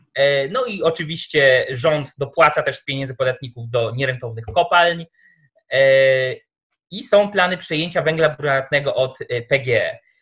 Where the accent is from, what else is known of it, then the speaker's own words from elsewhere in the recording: Tomaszów Mazowiecki, Łódź Voivodeship, Poland; ja jestem z Tomaszowa Mazowieckiego